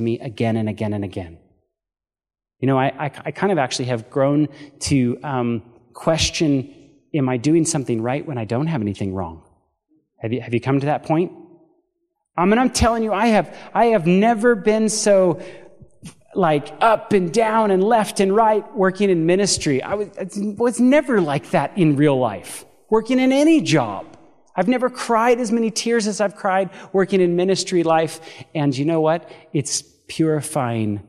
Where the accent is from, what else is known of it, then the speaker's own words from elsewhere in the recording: Paradise, California, United States; moved away as an adult; now in Chattanooga, United States; Paradise, California, I don't know if you guys remember seeing in the news, that was actually my hometown